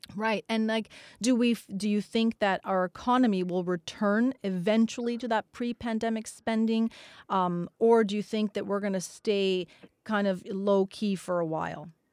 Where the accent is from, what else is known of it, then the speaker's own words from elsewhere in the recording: Canada; We're Canadian